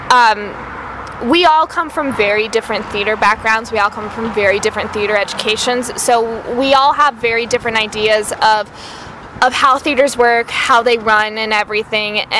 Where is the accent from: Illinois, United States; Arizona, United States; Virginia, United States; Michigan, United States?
Arizona, United States; Tucson; now in Phoenix, United States; I grew up in uh, Tucson, which is about two hours south